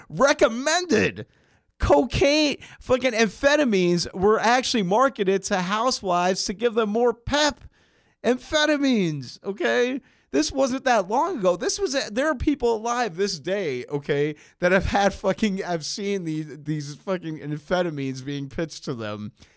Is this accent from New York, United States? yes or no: yes; New York City, New York, United States; growing up on the Upper West Side of Manhattan